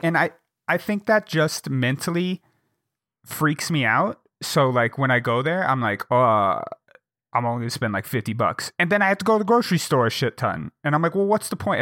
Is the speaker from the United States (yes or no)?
yes; Jackson, Wyoming, United States; now in Bozeman, United States; my hometown, in Jackson